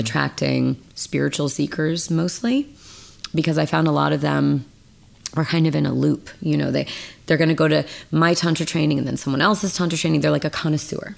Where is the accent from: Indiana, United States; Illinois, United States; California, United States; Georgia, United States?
California, United States; Mendocino; Northern California. I grew up in Mendocino in a log cabin, no electricity, no running water